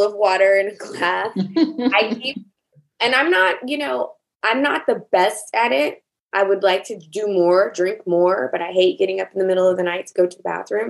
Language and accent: English; the South, United States; I grew up in the South